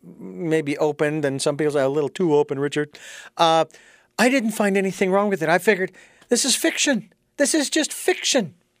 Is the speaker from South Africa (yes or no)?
no; Ireland; being Irish, both of us, and having been to Kildare and Bridget's Well and many other locations.